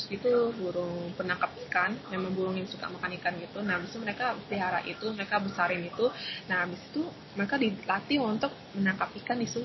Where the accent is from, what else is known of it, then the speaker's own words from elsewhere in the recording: Changzhou, Jiangsu, China; terus habis itu saya ke Nanjing, terus saya habis itu di kota saya sendiri di Changzhou.